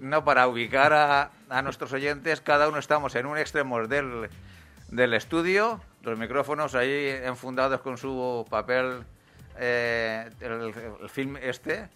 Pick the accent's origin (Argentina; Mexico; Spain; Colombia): Spain; Valencian Community; nuestra comunidad valenciana